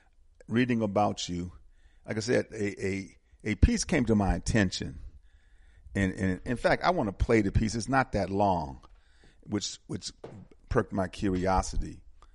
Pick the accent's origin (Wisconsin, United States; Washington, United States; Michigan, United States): Wisconsin, United States; Milwaukee; moved away as an adult; now in Atlanta, United States; Wisconsin, Milwaukee particularly, I'm from Milwaukee, we had some really clean drinking water as I grew up as a child